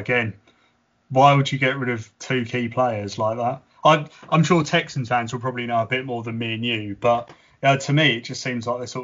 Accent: England, United Kingdom; us being English

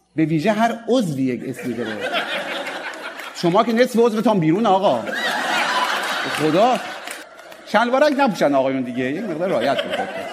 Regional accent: Mashhad, Razavi Khorasan, Iran; accent: Mashhadi; ما به سکس چی میگیم در مشهد

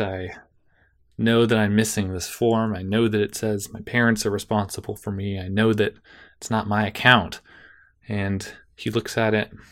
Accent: Davis, California, United States; Davis, my hometown

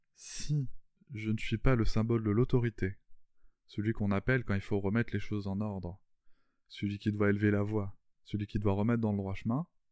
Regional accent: France

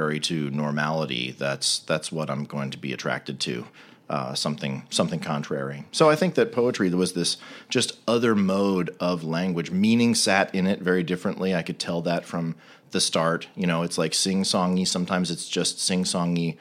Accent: D.C., Virginia suburbs of Washington, United States; I grew up in the Virginia suburbs of Washington, D.C.

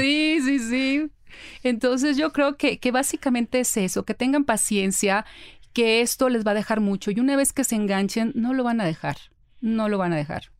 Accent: Ciudad Obregón, Sonora, Mexico; yo soy de Ciudad Obregón, Sonora

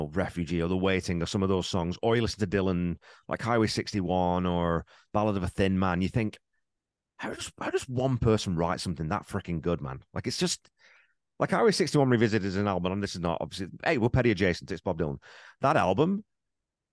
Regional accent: England, United Kingdom; moved away; I grew up in England

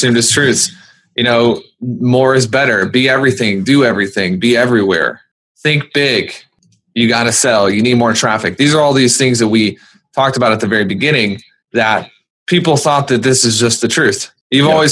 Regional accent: the South, United States; I'm from the South

